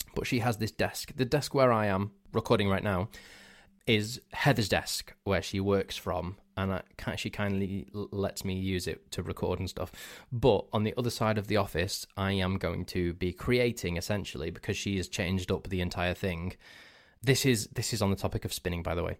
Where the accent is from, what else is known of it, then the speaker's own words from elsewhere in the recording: Crewe, North West England, United Kingdom; where I'm actually from, instead of near Manchester. So I said, "I'm from Crewe in Cheshire."